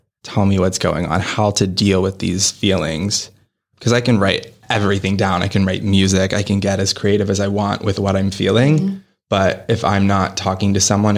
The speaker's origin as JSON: {"language": "English", "town": "Pittsburgh", "region": "Pennsylvania", "country": "United States", "tie": "born or raised there", "moved": "yes", "lives_now": "New York, United States", "said": "I'm an actor born and raised in Pittsburgh, now living in New York, kind of balancing between the two."}